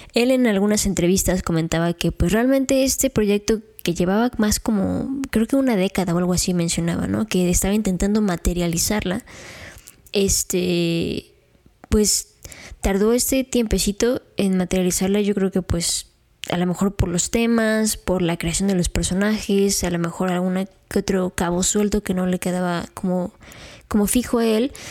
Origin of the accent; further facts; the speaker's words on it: Mexico; conforme vamos creciendo como mexicanos